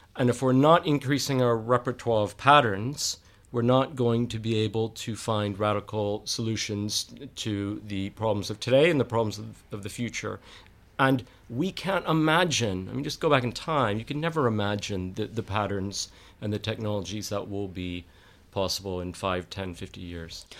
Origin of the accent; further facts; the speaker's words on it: Texas, United States; moved away as an adult; also born or lived in United Kingdom; now in London, United Kingdom; I'm from Texas